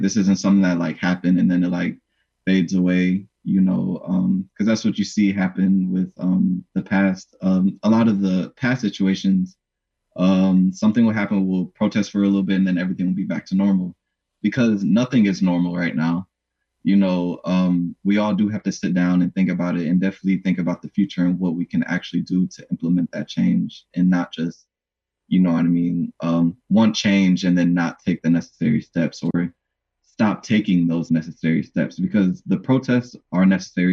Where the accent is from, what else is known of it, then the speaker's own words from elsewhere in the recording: Shorewood, Wisconsin, United States; growing up in Shorewood